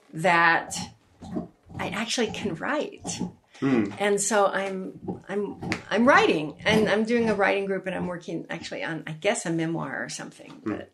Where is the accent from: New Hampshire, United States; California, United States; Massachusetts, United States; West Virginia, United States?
West Virginia, United States; born there; also born or lived in North Carolina; And I was born in West Virginia, too.